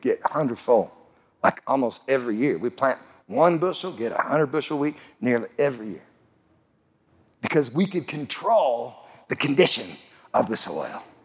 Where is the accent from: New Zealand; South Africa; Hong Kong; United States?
United States; Lamar, Colorado; I grew up in southeast Colorado. I grew up in May Valley. It's about 10 miles north of Lamar, Colorado.